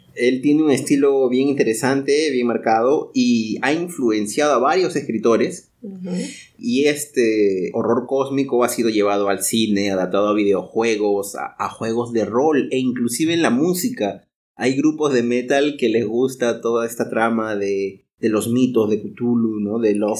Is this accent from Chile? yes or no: no; Peru; now in Brazil; nosotros somos también inmigrantes, ¿no? Nosotros somos peruanos, pero vivimos en Brasil